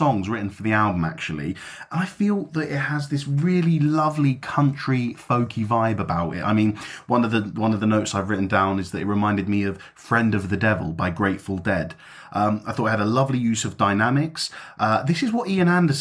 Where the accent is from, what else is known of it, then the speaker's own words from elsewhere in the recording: London, United Kingdom; moved away; my hometown